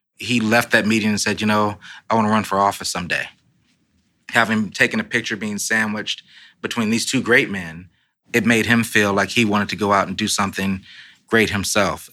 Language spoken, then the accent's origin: English; Los Angeles, California, United States; now in Washington, United States; I'm a Democrat from Los Angeles